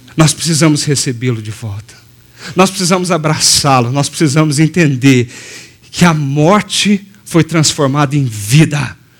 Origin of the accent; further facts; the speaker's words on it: Passos, Minas Gerais, Brazil; moved away; na minha cidade de Passos, é, em Minas, sudoeste de Minas, a gente caminha pela rua ali, anda pela rua. Foi ali que eu cresci